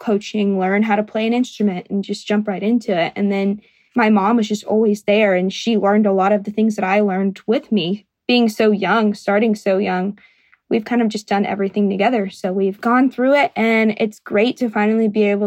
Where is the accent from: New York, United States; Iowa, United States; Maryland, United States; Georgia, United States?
Georgia, United States; Jasper; now in Nashville, United States; It's called Jasper. Nobody knows where it is. All we have is Jeep Fest